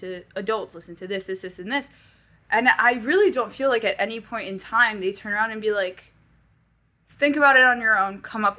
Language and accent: English; Paris, Île-de-France, France; moved away as an adult; I was born and raised in Paris, France for 18 years.